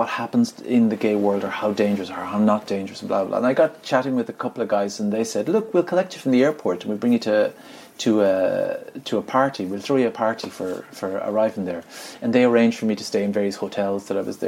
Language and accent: English; Ireland; I'm from Ireland